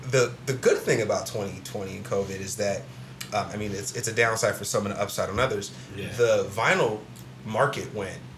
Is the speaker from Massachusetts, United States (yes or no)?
no; Columbus, Ohio, United States; Where um, where did you grow up at? Columbus. Like what side? What side? So on the East Sider.